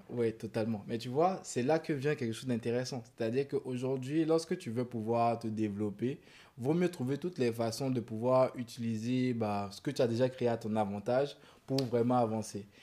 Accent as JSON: {"language": "French", "country": "Côte d’Ivoire", "said": "chez nous en Côte d'Ivoire"}